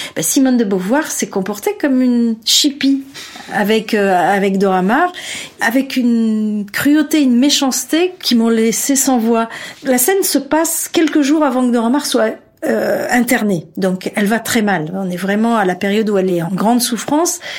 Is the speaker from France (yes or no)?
no; Algeria; je suis né en Algérie